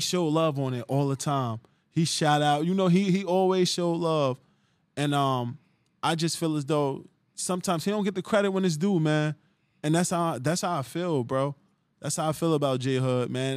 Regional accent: Jersey City, New Jersey, United States; I'm from Jersey City

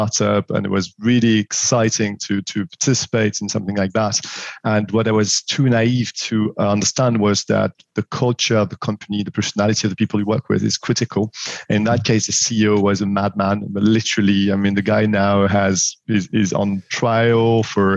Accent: France; accent: French; English is a second language; moved away as an adult; also born or lived in Paris, France / Morocco; as you will have guessed already from my accent, I'm French, 41 years old, born and raised in France

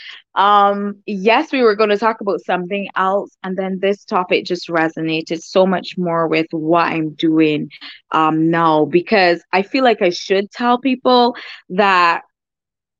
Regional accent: Barbados; I'm from Barbados

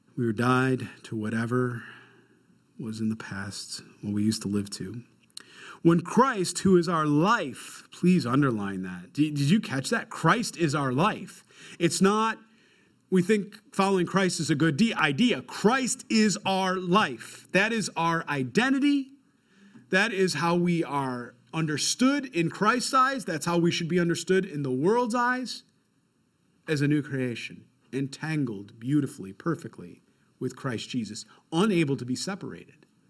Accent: Rochester, New York, United States; I'm from Rochester, New York

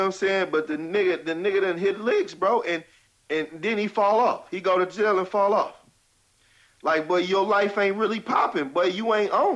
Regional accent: Richmond, California, United States; also born or lived in West Oakland; I'm from Richmond, man, from the South Side

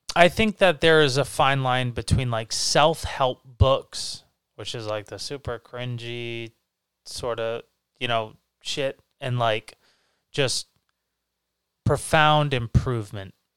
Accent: Massachusetts, United States; we're from Massachusetts

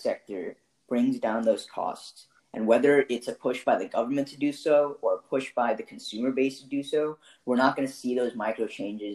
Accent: Fairfax County, Virginia, United States; we're all from Fairfax County, right? Fourth richest county in the country

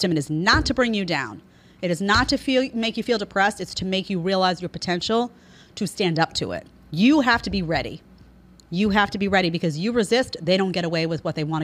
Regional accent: New York, United States; I come from New York City

